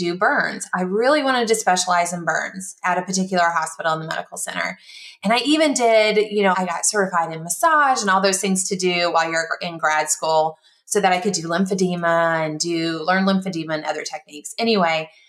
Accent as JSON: {"language": "English", "town": "Columbia", "region": "South Carolina", "country": "United States", "tie": "born or raised there", "also_born_or_lived": "Texas", "moved": "yes", "said": "I am from Texas. I actually grew up in Columbia, South Carolina"}